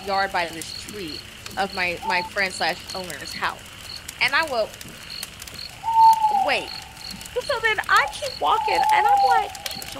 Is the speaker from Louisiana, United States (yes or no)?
yes; New Orleans, Louisiana, United States; moved away; I'm from New Orleans originally